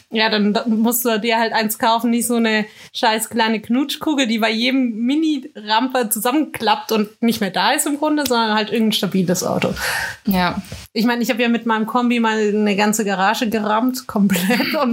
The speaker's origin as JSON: {"language": "German", "area": "Swabian Alb", "region": "Baden-Württemberg", "country": "Germany", "tie": "born or raised there", "said": "Aber bei mir bist du ja direkt auf der Schwäbischen Alb. Und die Alb ist schon, ich nenne es mal weitläufig."}